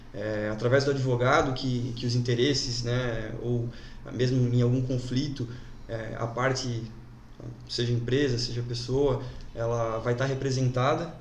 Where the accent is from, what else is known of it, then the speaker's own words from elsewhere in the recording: Jaraguá do Sul, Santa Catarina, Brazil; sou natural de Araguá, nascido e criado aqui